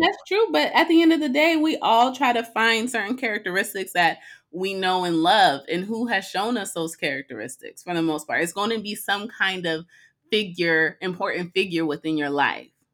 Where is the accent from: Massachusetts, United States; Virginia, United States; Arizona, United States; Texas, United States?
Arizona, United States; growing up in Arizona